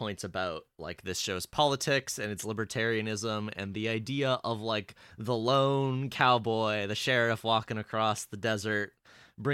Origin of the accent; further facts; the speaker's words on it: Canada; As a Canadian